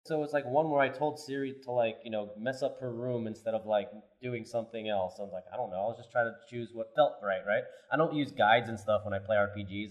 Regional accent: New York, United States; also born or lived in New Zealand; I'm from New York

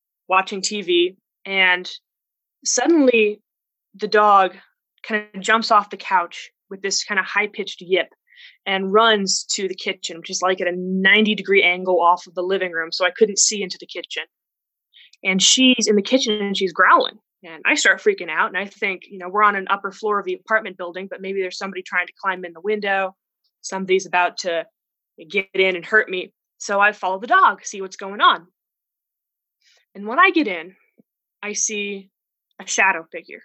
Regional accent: Arizona, United States; I'm from Arizona, USA, the Wild West

